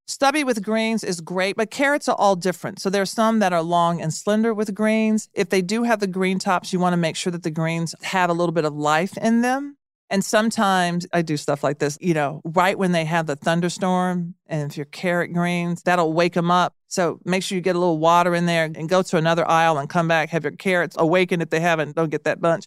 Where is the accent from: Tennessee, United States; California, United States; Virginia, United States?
Tennessee, United States; Nashville; I grew up in Nashville